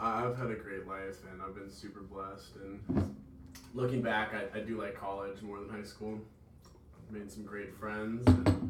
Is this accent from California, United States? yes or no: no; Burnsville, Minnesota, United States; I grew up in Burnsville, Minnesota.